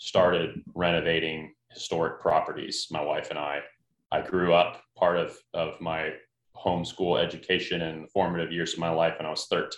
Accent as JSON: {"language": "English", "region": "Northern Alabama", "country": "United States", "tie": "born or raised there", "moved": "as an adult", "said": "I was Northern Alabama"}